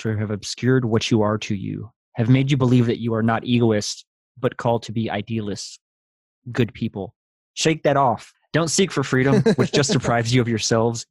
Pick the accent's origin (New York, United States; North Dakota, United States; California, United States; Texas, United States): Texas, United States; I grew up in Texas